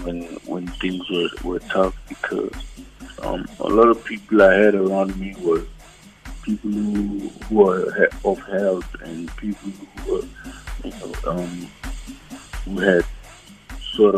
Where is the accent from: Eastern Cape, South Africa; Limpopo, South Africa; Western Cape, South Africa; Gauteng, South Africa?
Gauteng, South Africa; Johannesburg; I was born and raised in Johannesburg